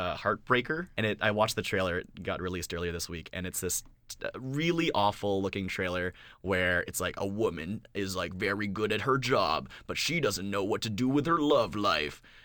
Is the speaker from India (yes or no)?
no; Canada; as a Canadian